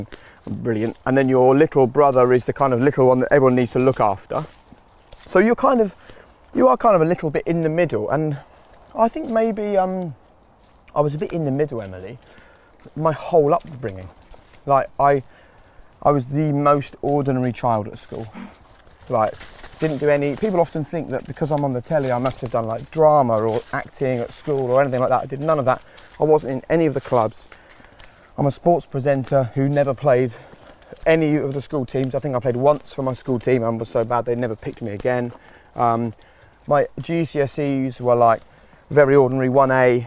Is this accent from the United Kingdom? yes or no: yes; Norfolk, East of England, United Kingdom; also born or lived in Peterborough / Norwich; And then we moved to Norfolk in the late 80s, 1987.